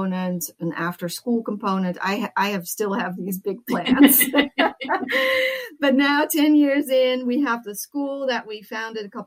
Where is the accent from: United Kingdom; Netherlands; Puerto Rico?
Netherlands; moved away as an adult; also born or lived in United States; now in California, United States; I grew up in the Netherlands